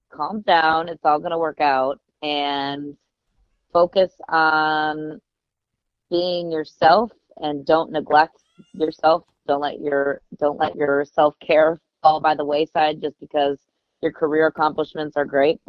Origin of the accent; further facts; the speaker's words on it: Grand Rapids, Michigan, United States; in Grand Rapids, Michigan, where I grew up